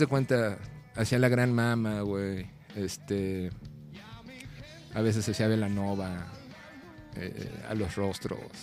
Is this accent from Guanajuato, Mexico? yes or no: no; Mexico City, Mexico; now in Guadalajara, Mexico; yo nací aquí en el DF